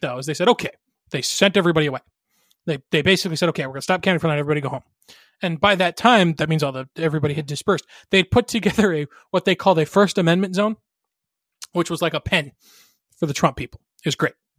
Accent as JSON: {"language": "English", "region": "Arizona", "country": "United States", "tie": "born or raised there", "said": "my home state, the great state of Arizona"}